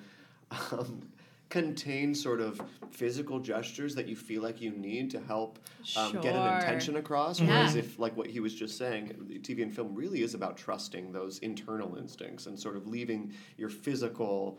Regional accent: Orlando, Florida, United States; also born or lived in New Jersey; I was born in Jersey, raised in Orlando

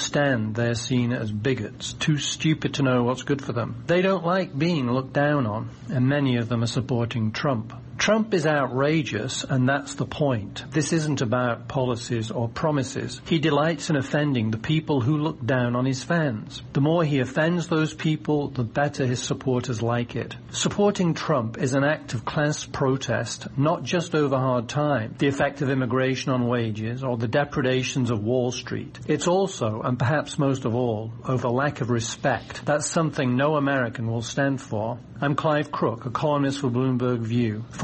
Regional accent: the north of England, United Kingdom; moved away as an adult; also born or lived in Oxford / London; now in United States; I'm a British immigrant, and I grew up in a northern working-class town. Moving to Oxford and then London in the 1970s

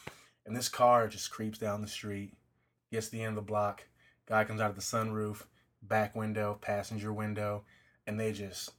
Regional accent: Compton, California, United States; I grew up in Compton.

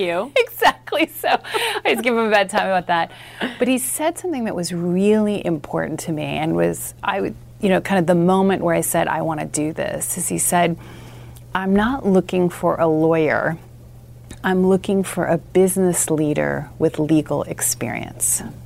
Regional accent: Southern California, United States; I grew up in Southern California.

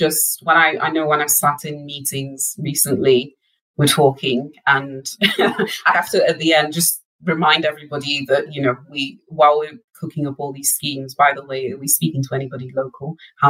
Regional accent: Wales, United Kingdom; where I grew up in North Wales, actually.

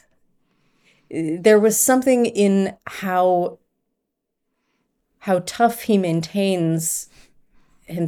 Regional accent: Long Island, New York, United States; growing up on Long Island

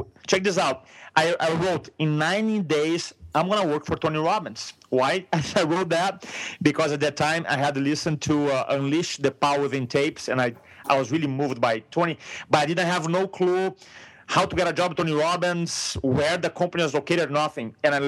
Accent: Brazil; first language Portuguese; English is a second language; moved away as an adult; now in San Diego, United States; I'm from Brazil. In a moment, you're going to realize with my accent

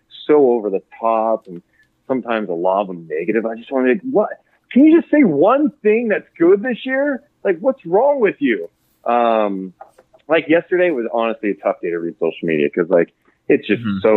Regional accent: Sacramento, California, United States; I grew up in Sacramento. Like, I'm born and raised in Sacramento

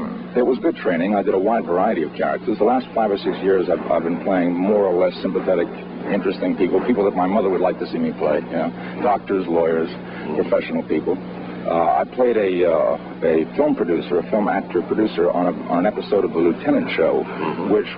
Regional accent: Boston, Massachusetts, United States; moved away as an adult; now in Los Angeles, United States; I'm from Boston originally

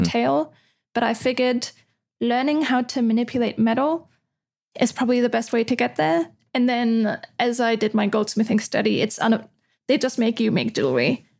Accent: Austria; moved away as an adult; also born or lived in Netherlands; now in Amsterdam, Netherlands; I'm from Austria. Austria is super old school with a lot of things.

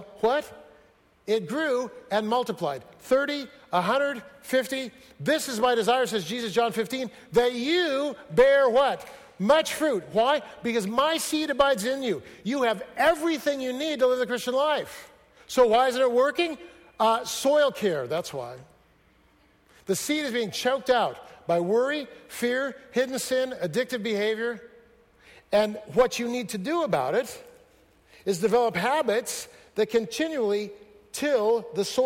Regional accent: Fresno, California, United States; moved away; also born or lived in Seattle; I grew up in Fresno

